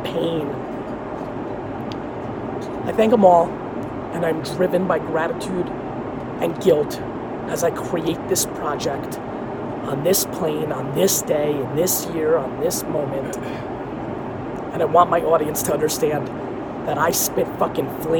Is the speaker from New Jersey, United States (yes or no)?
yes; Edison, New Jersey, United States; English is a second language; also born or lived in Queens, New York / Dover, New Jersey; I lived in Dover for a year and a half before I got to Edison, New Jersey.